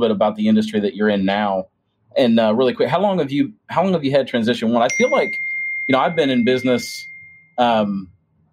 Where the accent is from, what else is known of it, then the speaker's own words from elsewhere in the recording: Springfield, Ohio, United States; my hometown of Springfield, Ohio